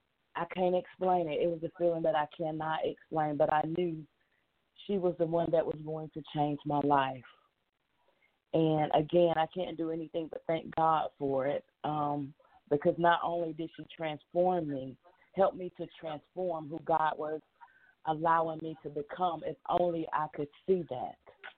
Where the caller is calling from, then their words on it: Monroe, Georgia, United States; I'm calling from Monroe, Georgia.